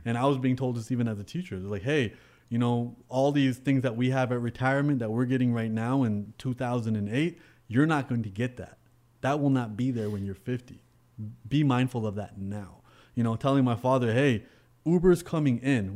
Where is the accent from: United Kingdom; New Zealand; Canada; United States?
Canada; I'm Canadian